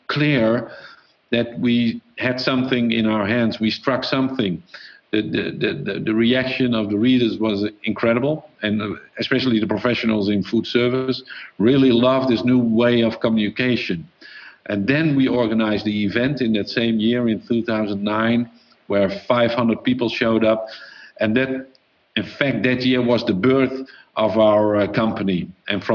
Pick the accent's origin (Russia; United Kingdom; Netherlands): Netherlands; I'm from Holland